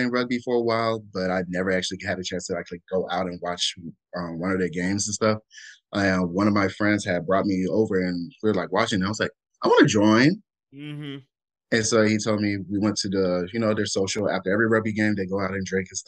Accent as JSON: {"language": "English", "region": "Alabama", "country": "United States", "tie": "born or raised there", "also_born_or_lived": "Minnesota / Palm Springs, California / Camp Pendleton, California", "moved": "as an adult", "said": "I'm originally from Minnesota, and Ooh. then moved down to Alabama, and that's where I was raised for all okay. high school"}